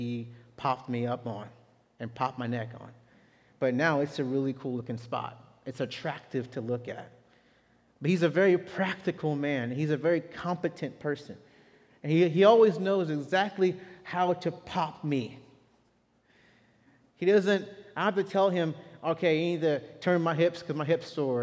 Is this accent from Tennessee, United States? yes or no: no; Texas, United States; as a Texan